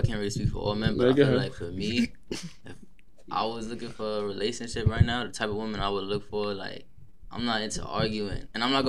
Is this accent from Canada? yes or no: no; New York City, New York, United States; I'm from the Bronx.